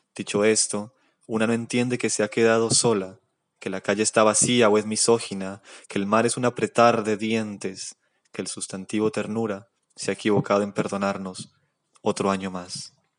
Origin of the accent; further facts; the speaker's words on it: Cali, Valle del Cauca, Colombia; soy de Cali